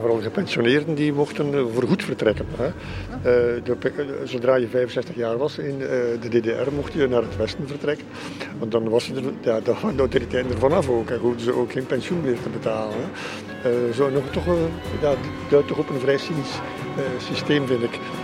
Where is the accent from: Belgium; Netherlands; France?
Belgium; Flanders; moved away as an adult; now in Berlin, Germany; wij zijn Vlamingen